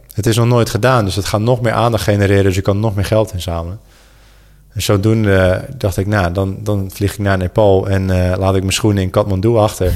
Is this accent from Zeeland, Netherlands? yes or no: yes; Goes, Zeeland, Netherlands; moved away; also born or lived in Sydney; Goes, waar ik ben opgegroeid